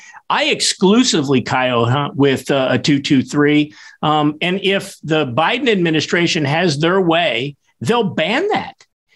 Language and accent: English; Kansas, United States; here in my home state, Chris.